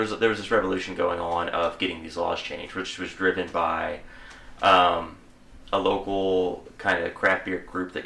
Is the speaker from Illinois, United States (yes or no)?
no; McLoud, Oklahoma, United States; we all went to McLeod. We all knew Brad back in the day. And we grew up together